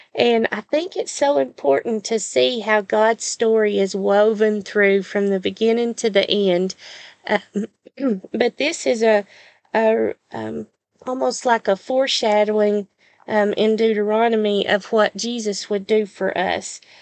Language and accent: English; the South, United States; accent: southern; my southern accent